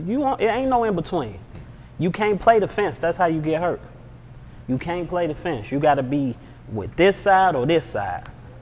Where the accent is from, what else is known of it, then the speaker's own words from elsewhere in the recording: Chicago, Illinois, United States; You know, I come from Stateway Gardens. You know what I'm saying? It was a good environment. Then Robert Taylor's, I spent time in Robert Taylor's too.